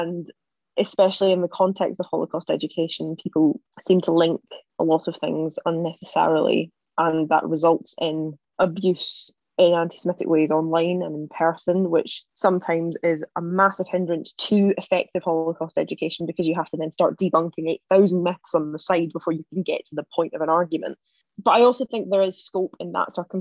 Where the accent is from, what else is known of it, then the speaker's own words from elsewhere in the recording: East Renfrewshire, Scotland, United Kingdom; Growing up in East Renfrewshire, East Renfrewshire houses the largest Jewish community in Scotland.